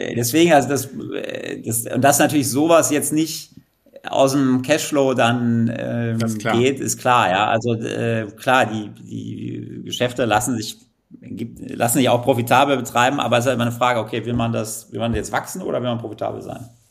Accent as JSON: {"language": "German", "town": "Kleve", "region": "North Rhine-Westphalia", "country": "Germany", "tie": "born or raised there", "also_born_or_lived": "Netherlands", "moved": "as an adult", "said": "ich komme ja, ja wie du äh, aus Kleve vom schönen Niederrhein"}